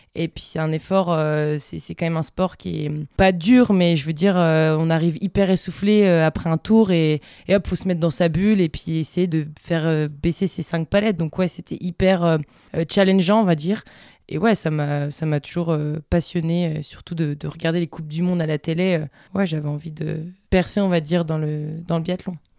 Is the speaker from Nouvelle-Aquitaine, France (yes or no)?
no; Vosges, Grand Est, France; now in Bozel, France; je suis originaire des Vosges et j'habite maintenant depuis quelques années euh, à Bozelle.